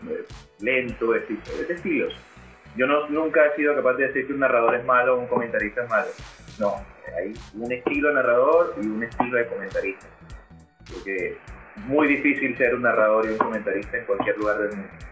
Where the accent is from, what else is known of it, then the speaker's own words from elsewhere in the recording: Colombia; Yo soy colombiano.